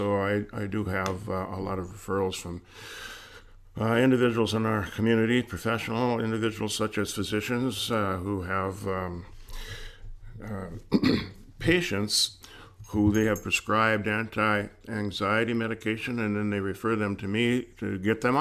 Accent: Cloquet, Minnesota, United States; I grew up in Cloquet, Minnesota, and I played hockey and football there

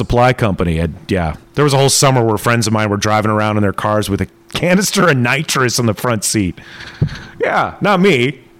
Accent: Tucson, Arizona, United States; moved away; I was growing up in Tucson, Arizona. We were poor.

